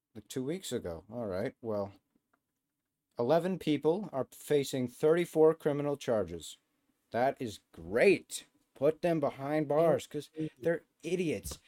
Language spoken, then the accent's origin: English; Canada; where I'm from Canadian McDonald's